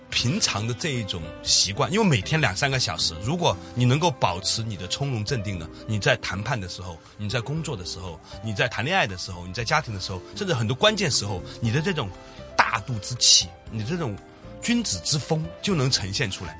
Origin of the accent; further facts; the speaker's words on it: China; 我们中国人